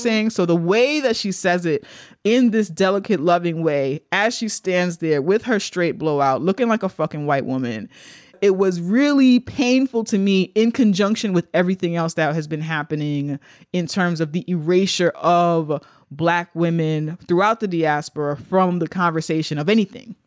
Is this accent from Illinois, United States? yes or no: no; New York City, New York, United States; We're from the Bronx.